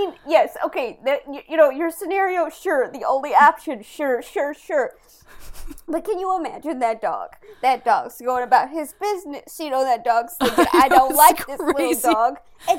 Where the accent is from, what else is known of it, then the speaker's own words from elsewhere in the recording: St. Louis, Missouri, United States; I grew up in St. Louis.